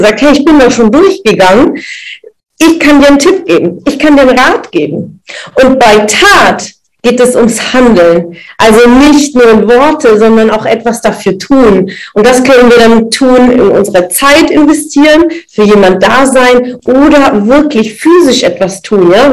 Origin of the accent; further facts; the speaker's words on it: das Ländle, Baden-Württemberg, Germany; so ein Schmeckle, sagen wir bei uns im Ländle